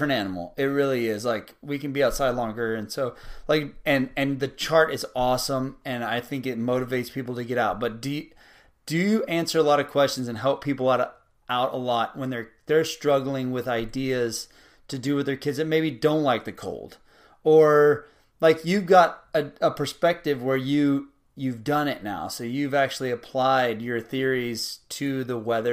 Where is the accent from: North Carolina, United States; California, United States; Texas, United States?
Texas, United States; South; growing up in South Texas my whole life